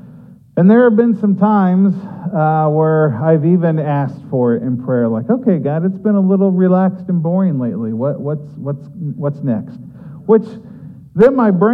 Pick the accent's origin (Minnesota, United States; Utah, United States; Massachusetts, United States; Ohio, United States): Ohio, United States; both my wife and I were born and raised in Ohio